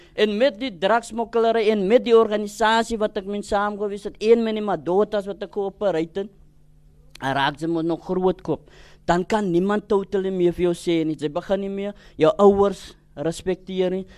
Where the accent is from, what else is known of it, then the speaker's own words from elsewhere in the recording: Cape Town, Western Cape, South Africa; ek is gebore in die Kaap